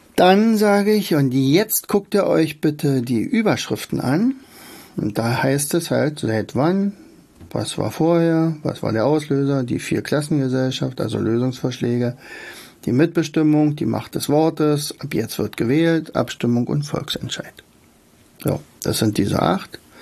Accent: Germany; bei uns in Deutschland

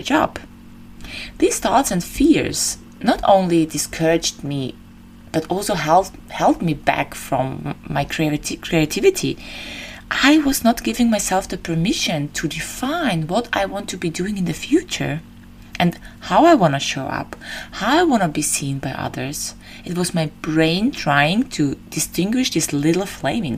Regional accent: Vienna, Austria; moved away as an adult; now in Crete, Greece; I left my hometown Vienna and I moved to Crete

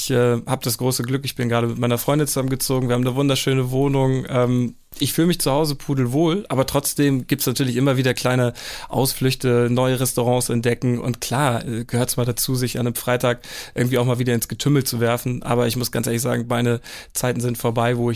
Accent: Kappeln, Schleswig-Holstein, Germany; dann ist die ganze Region äh, Schlei, Ostsee, da wo ich herkomme aus Kappeln, definitiv eine richtig ähm, schöne Gegend.

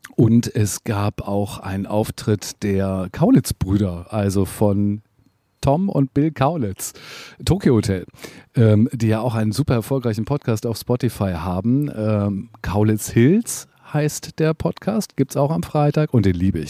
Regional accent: Hamburg, Germany; ich bin Hamburger

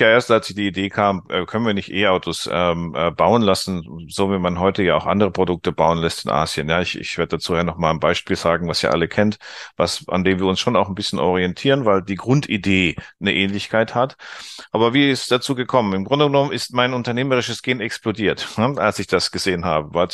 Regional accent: Germany; wir Deutsche haben im Ausland einen besseren Ruf, als wir uns manchmal selber geben.

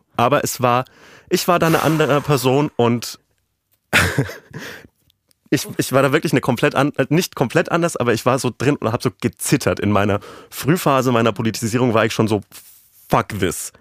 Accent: West Germany, Germany; als Wessi

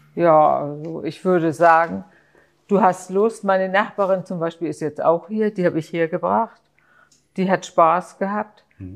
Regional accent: Hamburg, Germany; Ich bin in Heimfeld aufgewachsen, wir sind früher mit der Schule hierher gegangen

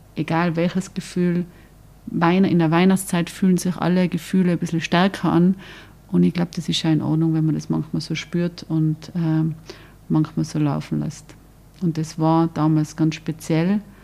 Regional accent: Tyrol, Austria; ich bin auch Tirolerin

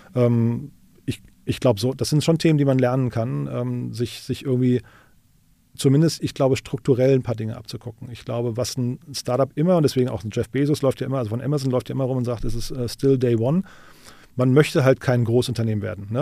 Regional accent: Rhine-Main area, Germany; now in Berlin, Germany; für das Rhein-Main-Gebiet, wo ich herkomme

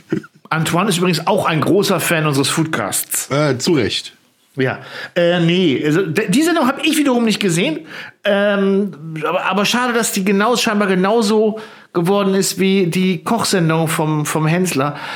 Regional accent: the East, East Germany, Germany; ich komme ja aus dem Osten

